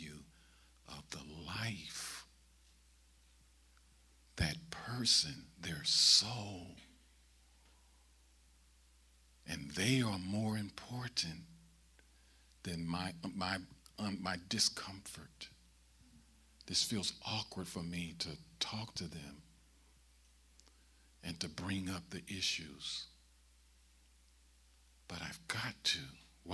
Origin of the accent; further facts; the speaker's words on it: St. Louis, Missouri, United States; I'm born and raised in St. Louis